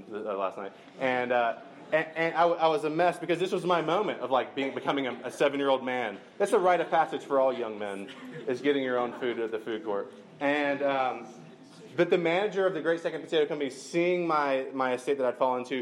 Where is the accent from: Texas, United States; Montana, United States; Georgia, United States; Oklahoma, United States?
Georgia, United States; Macon; I grew up near Macon, Georgia